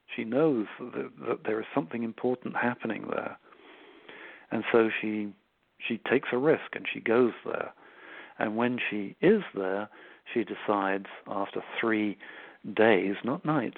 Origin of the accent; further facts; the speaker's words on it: Switzerland; my mother was Swiss. I grew up in Switzerland